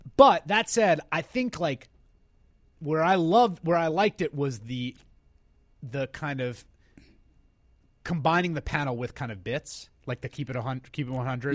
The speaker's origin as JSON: {"language": "English", "town": "New York City", "region": "New York", "country": "United States", "tie": "born or raised there", "said": "I was born and raised in New Yo-, in New York, in the Bronx"}